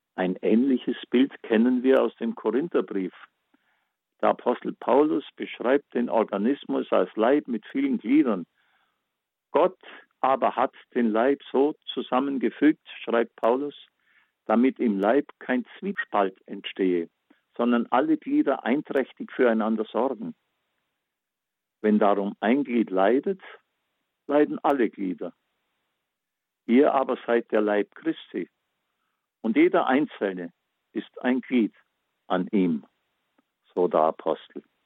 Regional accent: Backnang, Baden-Württemberg, Germany; meine Heimatstadt Backnang

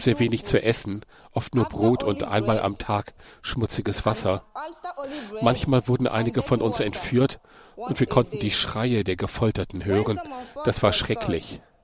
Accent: Nigeria; moved away as an adult; also born or lived in Libya; ich komme aus Afrika, aus Nigeria

